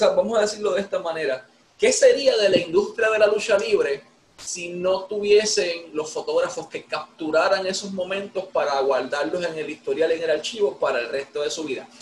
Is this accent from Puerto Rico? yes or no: yes; Ponce, Puerto Rico; de aquí de mi pueblo de Ponce